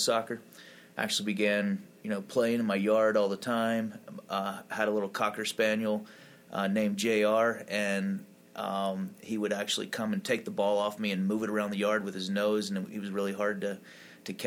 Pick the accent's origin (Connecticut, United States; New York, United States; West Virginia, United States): West Virginia, United States; Mercer County; also born or lived in St. Louis; now in Denver, United States; I grew up in West Virginia. And in the southernmost county, Mercer County